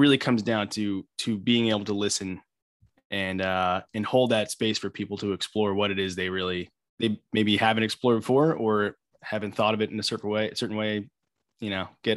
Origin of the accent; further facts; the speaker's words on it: Long Island, New York, United States; I am born and bred in New York, grew up on Long Island